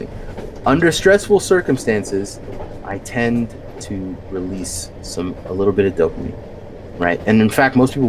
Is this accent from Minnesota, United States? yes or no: no; Bay Area, California, United States; I'm from the Bay Area.